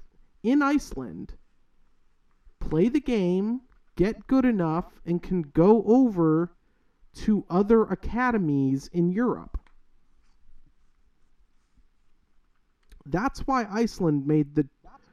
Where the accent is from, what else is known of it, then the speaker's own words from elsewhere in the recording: Chicago, Illinois, United States; now in Southwest Florida, United States; the suburb I grew up in Chicago